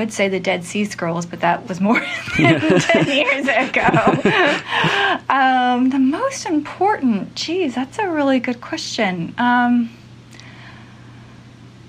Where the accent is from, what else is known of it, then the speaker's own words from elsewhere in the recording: California, United States; also born or lived in Auburn, California / England; I'm from Southern California originally, and then I moved up to Northern California when I was in high school, so I'm just a California gal.